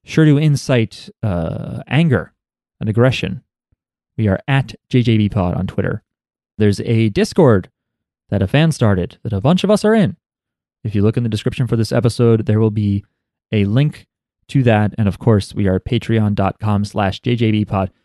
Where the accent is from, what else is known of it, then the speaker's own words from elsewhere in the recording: United States; we're American